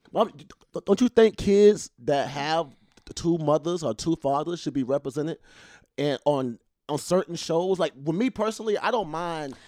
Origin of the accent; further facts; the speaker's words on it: the Deep South, United States; I am from the South, the Deep South. I am from Hoodoo country